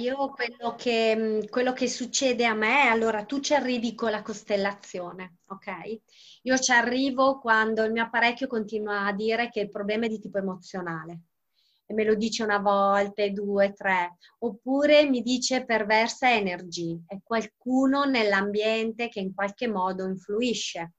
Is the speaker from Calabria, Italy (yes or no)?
yes; Calabria, Italy; moved away; al mare in Calabria perché io sono calabrese.